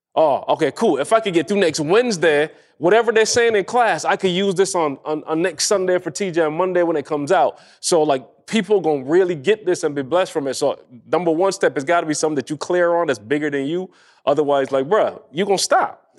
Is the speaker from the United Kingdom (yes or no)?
no; Barbados; moved away; I grew up in Barbados